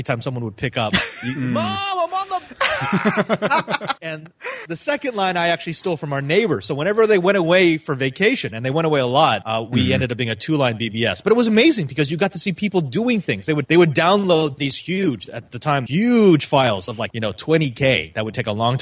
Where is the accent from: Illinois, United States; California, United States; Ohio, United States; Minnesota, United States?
California, United States; Silicon Valley; I grew up in the Silicon Valley, and we were not a well off family.